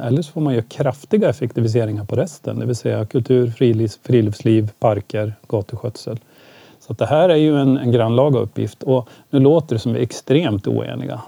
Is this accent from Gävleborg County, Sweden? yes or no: yes; Ljusdal, Gävleborg County, Sweden; now in Gävle, Sweden; jag växte upp i Ljusdal och det var ganska stökigt där